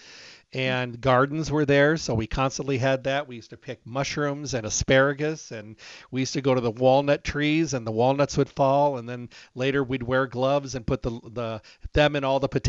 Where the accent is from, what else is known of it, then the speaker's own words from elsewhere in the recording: Michigan, United States; I was raised in Michigan, out in the country